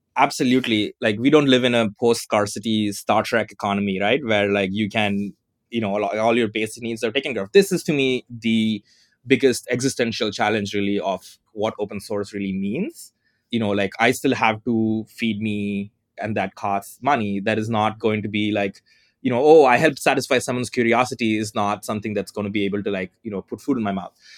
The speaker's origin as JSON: {"language": "English", "region": "southern India", "country": "India", "tie": "born or raised there", "moved": "as an adult", "lives_now": "Berkeley, United States", "said": "I currently live in Berkeley, but I was, you know, I was born in Southern India, to, you know, in a non-upper caste Tamil family"}